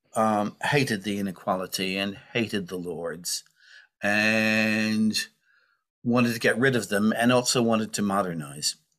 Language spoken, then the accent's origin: English; United States; now in United Kingdom; I grew up in the United States